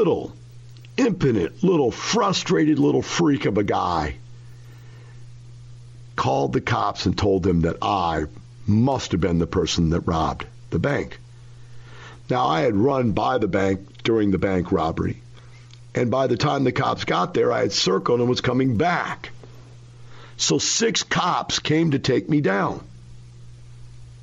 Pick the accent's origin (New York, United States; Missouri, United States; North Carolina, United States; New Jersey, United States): Missouri, United States; Florissant; moved away; I grew up in Florissant, Missouri. That is one block from Ferguson, Missouri.